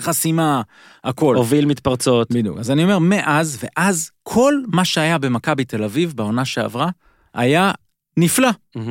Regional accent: Israel; אנחנו ישראלים

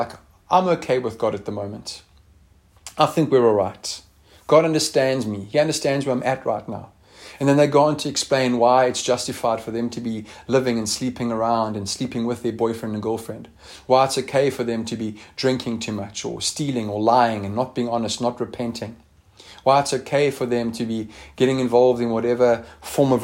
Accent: Eastern Cape, South Africa; I grew up in the Eastern Cape

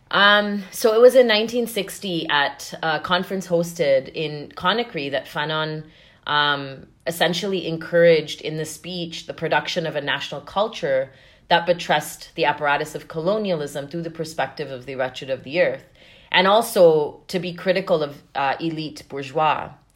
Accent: Zambia; now in Canada; I was born and raised in Southern Africa and Zambia, uh, during the height of the anti-apartheid struggle

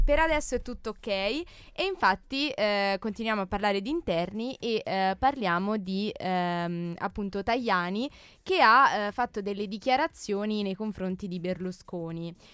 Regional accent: Brescia, Lombardy, Italy; Quindi dalle a casa mie parti, tua. a casa mia.

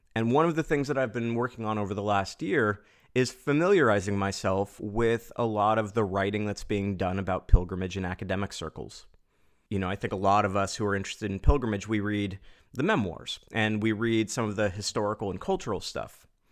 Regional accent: Pacific Northwest, United States; as an American from the Pacific Northwest

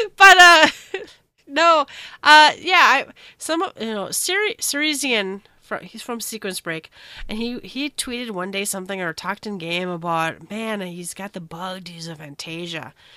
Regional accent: United States; as an American

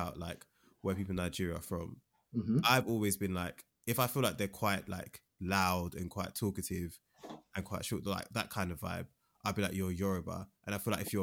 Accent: Jamaica; I'm a Jamaican

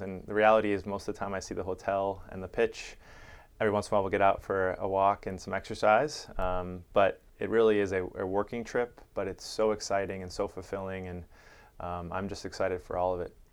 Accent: Chicago, Illinois, United States; now in San Diego, United States; I grew up in Chicago

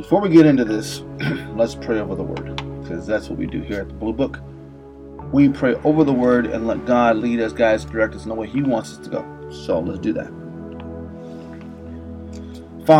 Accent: Las Vegas, Nevada, United States; my hometown here in Las Vegas

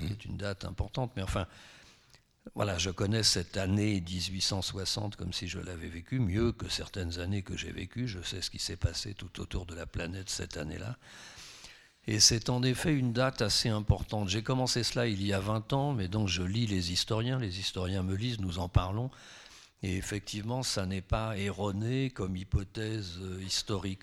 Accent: France; je suis français

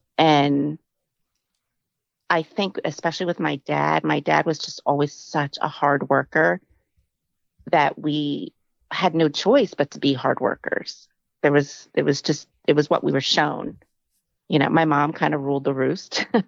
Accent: San Diego, California, United States; So we moved around a lot. We're originally from San Diego, California.

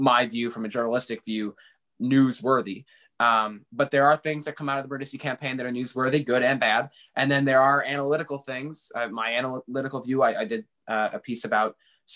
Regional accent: New Hartford, New York, United States; also born or lived in Buffalo, New York / West Winfield, New York; I was born in Buffalo, New York, but we moved here when I was 7 months old. I lived in out in West Winfield for a while. It's about 20 minutes outside of Utica. And then we moved to New Hartford when I was, you know, pretty young, and been there ever since.

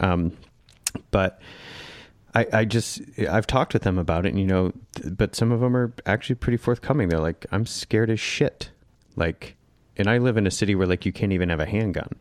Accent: Northern Michigan, United States; we grew up in Northern Michigan

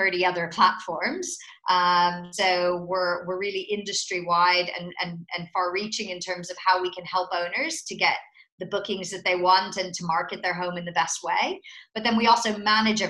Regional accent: United States; accent: American; moved away as an adult; also born or lived in Netherlands; now in United Kingdom

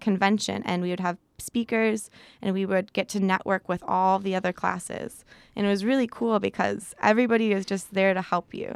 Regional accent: Chicago, Illinois, United States; moved away as an adult; also born or lived in Midwest; now in California, United States; I come from a pretty crazy big family back in Chicago

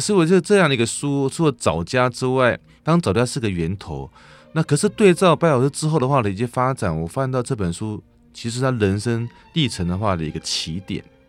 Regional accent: Kinmen County, Taiwan; also born or lived in Sanchong District, New Taipei; now in New Taipei, Taiwan; 我来自于那个金门嗯，啊，其实我现在的恋恋不忘还是我的金门故乡啦

